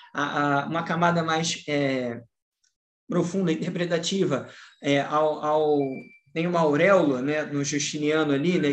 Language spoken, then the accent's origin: Portuguese; Rio de Janeiro, Brazil; Eu sou do Rio de Janeiro